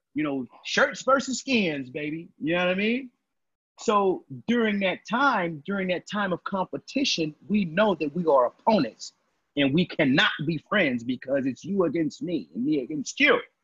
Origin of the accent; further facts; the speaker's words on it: Texas, United States; I'm from Texas